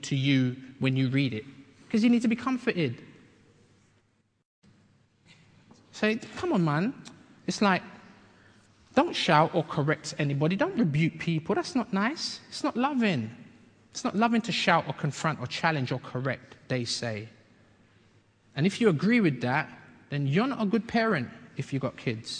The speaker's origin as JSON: {"language": "English", "region": "London", "country": "United Kingdom", "tie": "born or raised there", "also_born_or_lived": "Bedford, Bedfordshire", "said": "I grew up in London, like from when I was 8, but I was born in Bedford, Bedfordshire"}